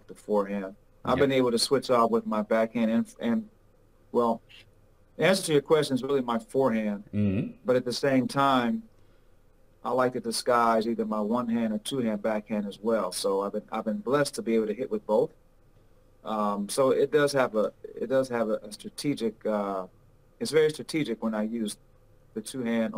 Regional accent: Chicago, Illinois, United States; also born or lived in Houston, Texas; I grew up here

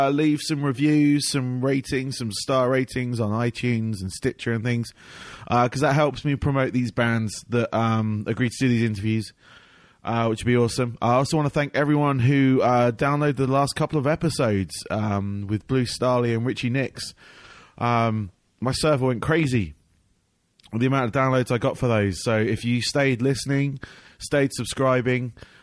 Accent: London, United Kingdom; moved away; also born or lived in Farnham, England; I'm from Southeast London, that area of the UK.

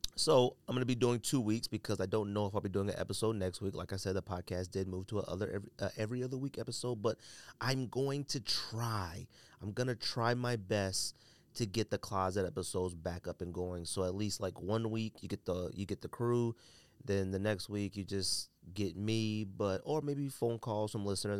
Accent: California, United States; I'm from California

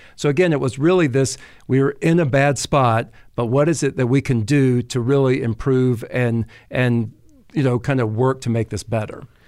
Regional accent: the South, United States; accent: southern drawl; also born or lived in Paris, France; growing up in the South, uh, took French in high school and was continually told that I had a terrible French accent, that it was this southern drawl

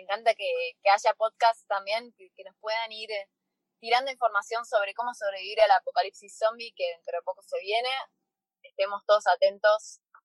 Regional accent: Argentina; acá en Argentina

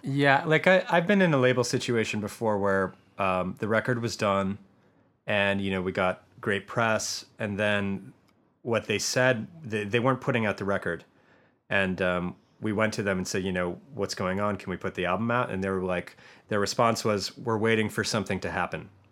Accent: Michigan, United States; now in Los Angeles, United States; I am from Michigan

